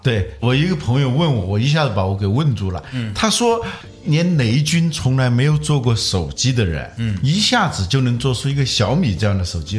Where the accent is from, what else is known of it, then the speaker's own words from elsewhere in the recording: China; 我们中国人有了这种技术